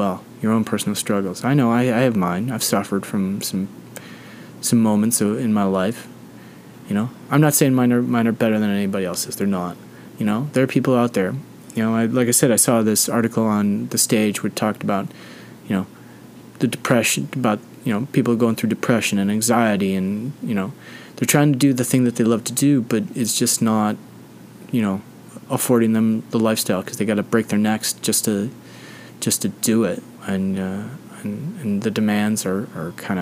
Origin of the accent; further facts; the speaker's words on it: United States; I'm an American